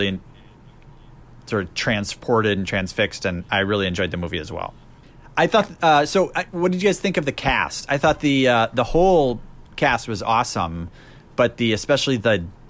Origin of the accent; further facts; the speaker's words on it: United States; as an American